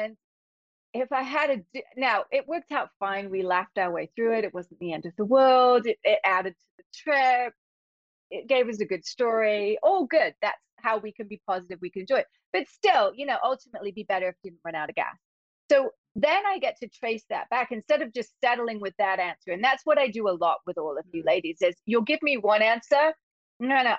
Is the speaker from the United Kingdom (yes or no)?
yes; England, United Kingdom; moved away as an adult; I grew up in England, in case you didn't notice some weird accent here. I've been here 35 years now